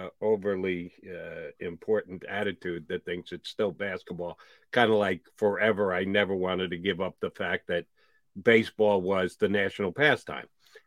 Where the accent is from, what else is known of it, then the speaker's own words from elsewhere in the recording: New York, United States; moved away as an adult; now in Philadelphia, United States; It was when I moved to Philadelphia in 1990. I grew up in New York